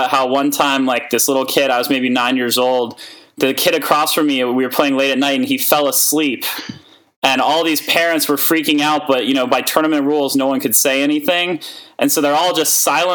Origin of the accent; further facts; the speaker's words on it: New York City, New York, United States; also born or lived in Boston; I grew up in New York City